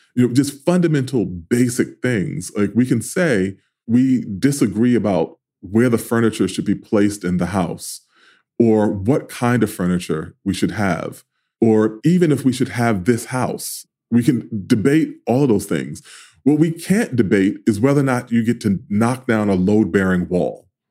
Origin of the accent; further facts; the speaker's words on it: New York City, New York, United States; I grew up in South Jamaica.